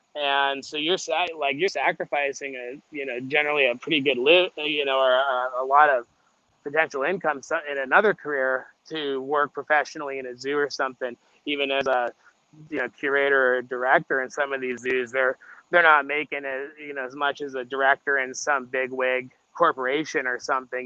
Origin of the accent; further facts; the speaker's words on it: Las Vegas, Nevada, United States; moved away; I grew up in Las Vegas